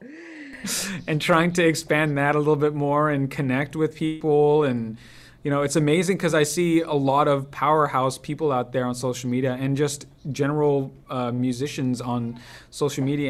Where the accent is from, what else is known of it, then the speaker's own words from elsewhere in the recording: Los Angeles, California, United States; have it be my hometown